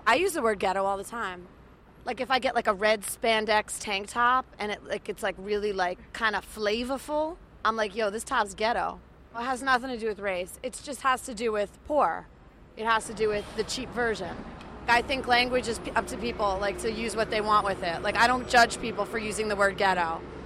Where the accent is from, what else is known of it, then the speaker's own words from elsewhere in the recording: Long Island, New York, United States; I'm from Long Island, New York.